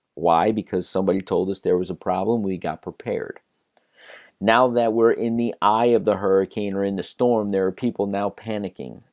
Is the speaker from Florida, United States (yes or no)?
yes; South Florida, United States; I grew up in South Florida.